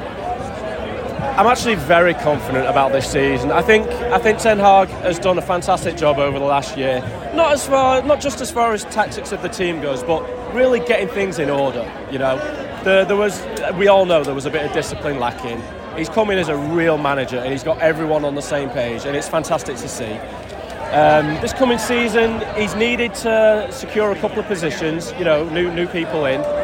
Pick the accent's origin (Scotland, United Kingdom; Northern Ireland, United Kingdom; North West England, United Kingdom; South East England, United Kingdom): North West England, United Kingdom; Sale; moved away as an adult; also born or lived in Los Angeles / Las Vegas; now in New York, United States; I'm from Manchester, I'm from Sale originally, uh, but I've been over in America for 24 years, in New York for 15 of them.